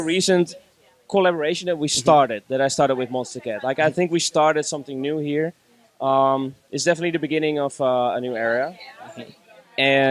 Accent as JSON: {"language": "English", "country": "Netherlands", "tie": "born or raised there", "moved": "as an adult", "lives_now": "Barcelona, Spain", "said": "back in my hometown, being teenagers and hip hop being in a real good time at the time in Holland"}